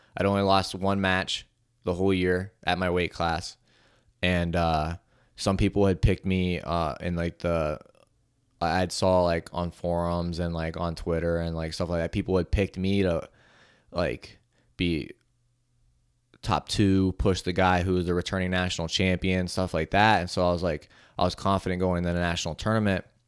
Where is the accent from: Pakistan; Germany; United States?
United States; Ohio; it was in my hometown. It was in Cleveland, and not my hometown. It was in Ohio